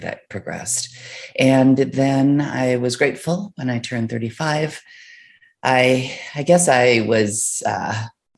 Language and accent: English; Midwest, United States; I was raised in the Midwest